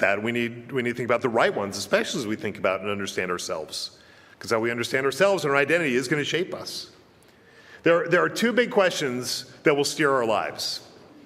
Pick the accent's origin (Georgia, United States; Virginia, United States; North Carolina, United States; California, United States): Virginia, United States; I'm an American. I'm a Virginian